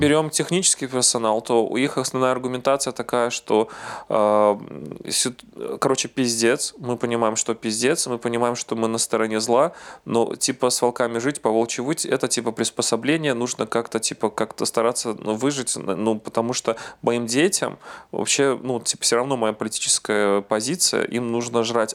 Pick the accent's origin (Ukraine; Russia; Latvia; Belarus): Belarus; moved away as an adult; now in Gdańsk, Poland; я не украинец, а белорус